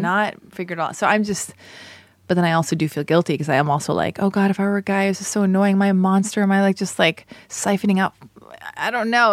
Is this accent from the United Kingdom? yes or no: no; United States; I'm American